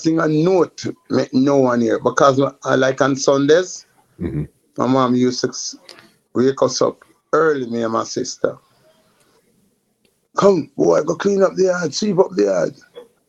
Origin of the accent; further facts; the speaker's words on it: Kingston, Jamaica; I grew up in Augustown, Kingston 7.